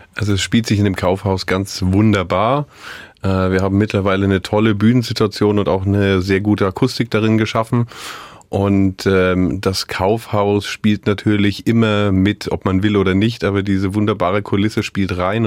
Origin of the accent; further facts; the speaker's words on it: West Germany, Germany; now in Görlitz, Germany; ich als gebürtiger Wessi